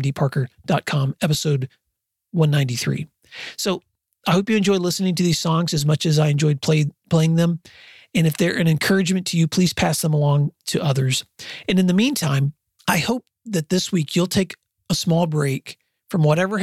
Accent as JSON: {"language": "English", "region": "West Tennessee", "country": "United States", "tie": "born or raised there", "moved": "as an adult", "lives_now": "Oklahoma, United States", "said": "I grew up in West Tennessee, and I have spent most of my adult life in Oklahoma"}